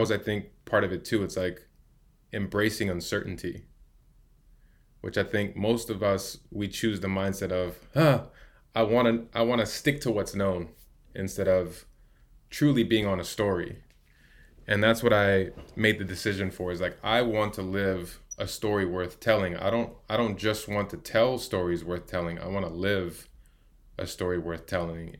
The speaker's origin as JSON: {"language": "English", "town": "Chicago", "region": "Illinois", "country": "United States", "tie": "born or raised there", "moved": "as an adult", "lives_now": "San Diego, United States", "said": "Growing up in Chicago, as a, as a young man"}